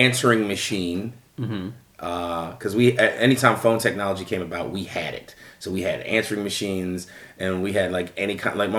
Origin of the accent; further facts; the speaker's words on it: Philadelphia, Pennsylvania, United States; moved away as an adult; also born or lived in New Jersey; now in Chicago, United States; I grew up in Mount Airy